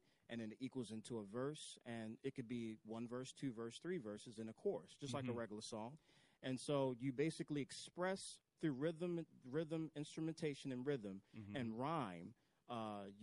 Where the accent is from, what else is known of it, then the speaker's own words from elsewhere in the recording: Baltimore, Maryland, United States; I am born in Baltimore, raised in East Baltimore